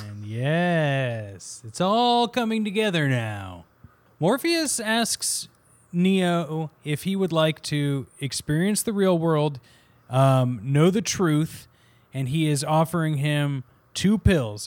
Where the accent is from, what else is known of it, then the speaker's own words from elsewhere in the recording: Kansas, United States; moved away as an adult; now in New York, United States; I am originally from Kansas